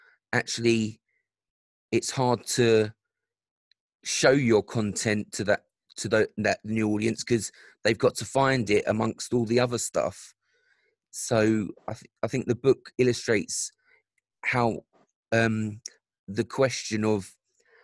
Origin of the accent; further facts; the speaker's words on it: London, United Kingdom; I grew up in South London